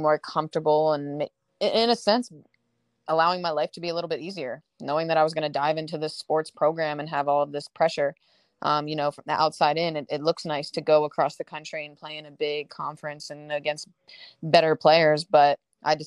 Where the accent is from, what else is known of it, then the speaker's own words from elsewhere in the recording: Delaware, United States; University of Delaware, which is, great, my home state.